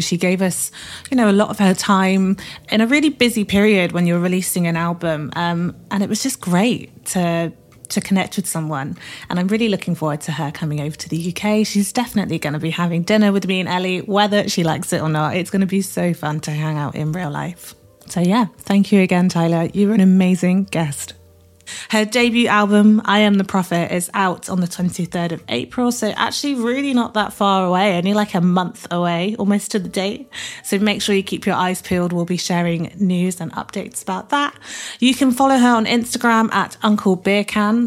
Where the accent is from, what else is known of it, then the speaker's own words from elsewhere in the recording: Birmingham, West Midlands, United Kingdom; I'm from Brum